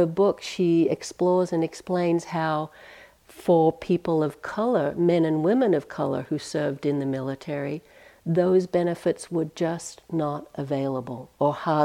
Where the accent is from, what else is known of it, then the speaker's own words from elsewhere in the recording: Australia; now in United States; even as an Australian